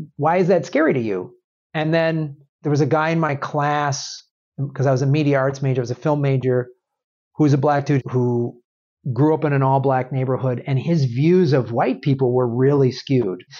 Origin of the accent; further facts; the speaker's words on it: Madison, Wisconsin, United States; moved away; also born or lived in Evanston, Illinois; I grew up in the Midwest. I, I grew up in Madison, Wisconsin